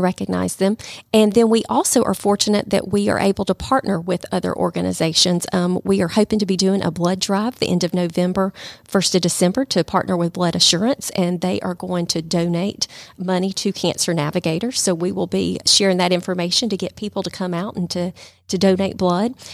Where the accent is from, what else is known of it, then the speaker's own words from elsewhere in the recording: Calhoun, Georgia, United States; moved away as an adult; now in Rome, United States; I'm from Calhoun.